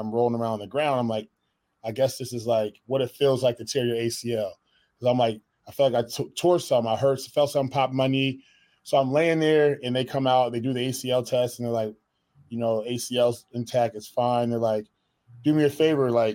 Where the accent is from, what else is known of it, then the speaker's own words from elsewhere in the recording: Connecticut, United States; moved away as an adult; I'm from Connecticut originally